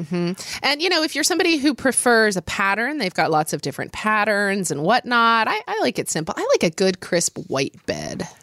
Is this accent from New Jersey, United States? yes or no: no; Oklahoma, United States; I grew up in Oklahoma